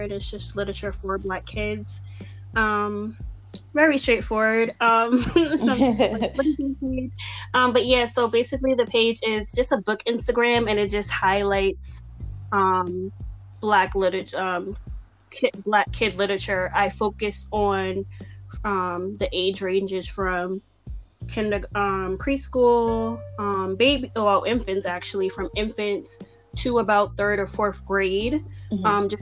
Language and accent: English; Boston, Massachusetts, United States; also born or lived in Randolph, Massachusetts; I was born and raised in Boston. All my life, I've lived from Roxbury to Dorchester to Mattapan.